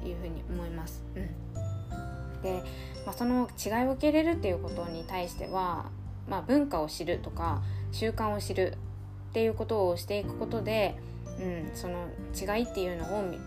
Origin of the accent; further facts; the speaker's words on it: Sendai, Miyagi, Japan; 仙台生まれて仙台で育って